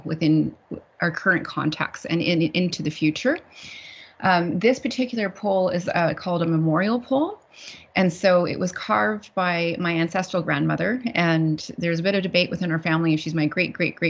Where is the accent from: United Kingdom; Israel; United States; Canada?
Canada; Laxgalts'ap, Nisga'a Nation, British Columbia; I come from the village of Lochilzap in the Niska Nation in northwestern British Columbia, Canada